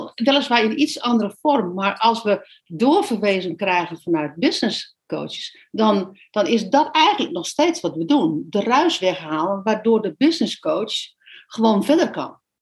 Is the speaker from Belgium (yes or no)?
no; Netherlands; moved away as an adult; wij uit Nederland zijn gegaan en op reis zijn gegaan.